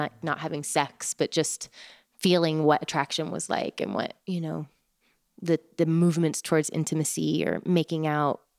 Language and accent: English; Oregon, United States; moved away as an adult; also born or lived in Taos, New Mexico; Growing up in Oregon, where it was wet most of the time and gray most of the time